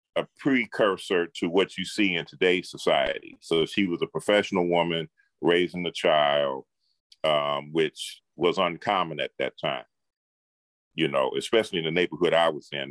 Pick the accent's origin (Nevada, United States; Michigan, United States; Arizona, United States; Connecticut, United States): Michigan, United States; Detroit; I grew up in Detroit, Michigan